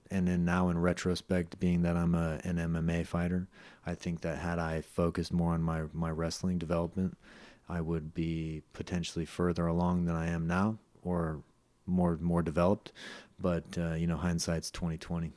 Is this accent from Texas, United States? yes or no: no; Los Gatos, California, United States; also born or lived in San Jose, California; I grew up partially in Los Gatos, partially in San Jose